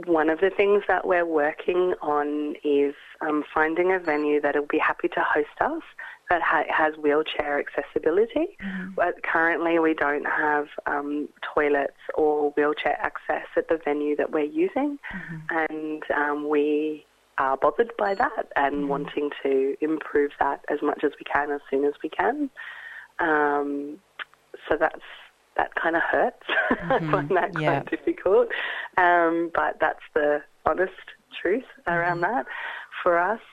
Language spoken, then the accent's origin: English; Australia; moved away as an adult; also born or lived in London / Europe; I am Australian, but I returned after 10 years away